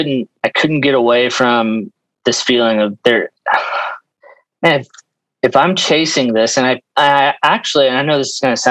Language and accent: English; Dallas, Texas, United States; moved away as an adult; also born or lived in Norman, Oklahoma; I'm not from Iowa. I grew up in Dallas, Texas